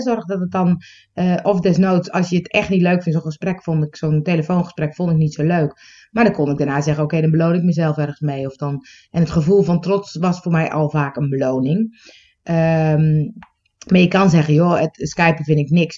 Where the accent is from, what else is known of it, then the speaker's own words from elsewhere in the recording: Netherlands; accent: Dutch; ik heb een beetje een Nederlands accent